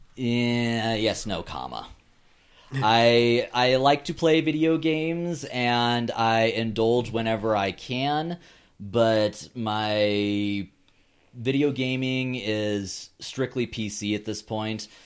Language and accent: English; Alaska, United States; born or raised there